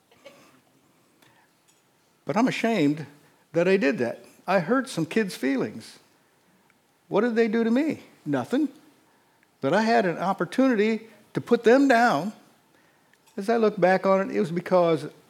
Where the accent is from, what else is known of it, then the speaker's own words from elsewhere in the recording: Northeast Indiana, United States; I was raised in Northeast Indiana.